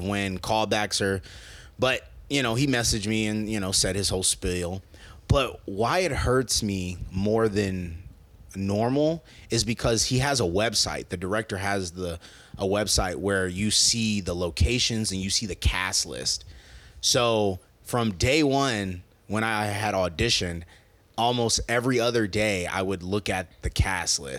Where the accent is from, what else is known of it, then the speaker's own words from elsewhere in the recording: Omaha, Nebraska, United States; now in Los Angeles, United States; Joe and I were from Nebraska